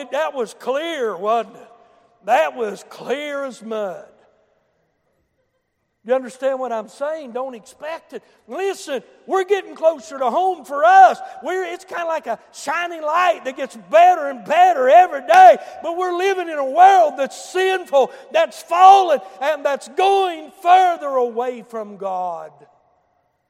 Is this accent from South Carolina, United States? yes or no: no; Boone County, West Virginia, United States; I come from Boone County. I remember where the hard road stopped a few hundred feet before Wharton Junior High School.